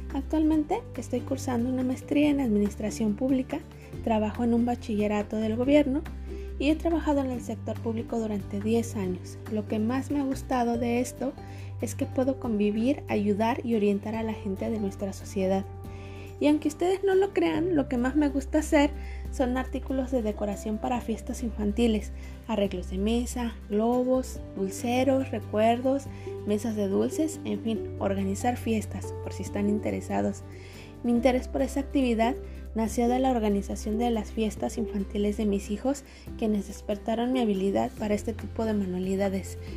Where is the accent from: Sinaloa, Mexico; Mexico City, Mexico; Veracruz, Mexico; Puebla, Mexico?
Mexico City, Mexico; now in Nuevo León, Mexico; soy originaria de la Ciudad de México, actualmente vivo en el estado de Nuevo León